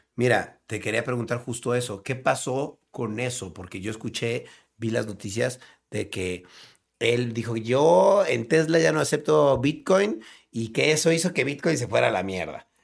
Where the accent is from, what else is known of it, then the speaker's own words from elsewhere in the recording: Mexico; Nosotros somos mexicanos